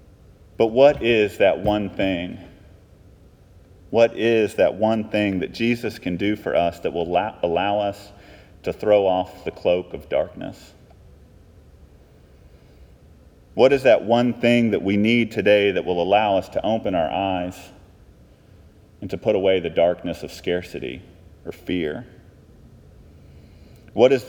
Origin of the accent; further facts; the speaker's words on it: Texas, United States; I'm from Texas